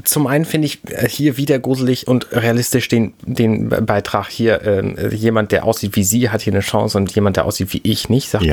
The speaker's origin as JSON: {"language": "German", "country": "Germany", "said": "Ich als Deutscher"}